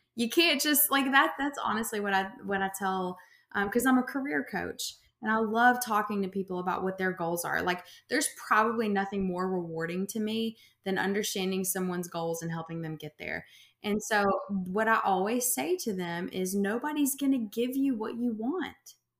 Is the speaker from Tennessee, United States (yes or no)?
yes; Memphis, Tennessee, United States; I'm from Memphis